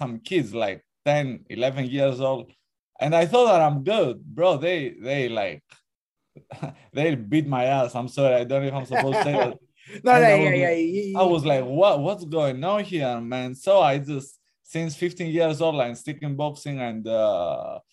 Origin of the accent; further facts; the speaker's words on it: Greece; moved away; I'm from Greece, actually. I'm half Greek, half Albanian.